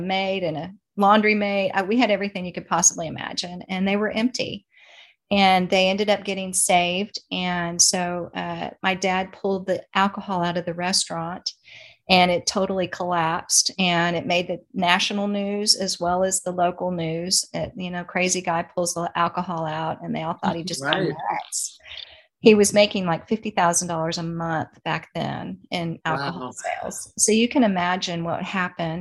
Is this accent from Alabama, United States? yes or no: no; Dallas, Texas, United States; I was born in Dallas, Texas, and my parents were in the nightclub business